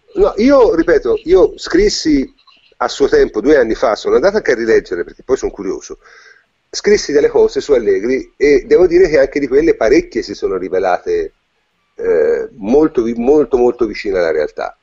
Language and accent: Italian; Tuscany, Italy; essendo toscano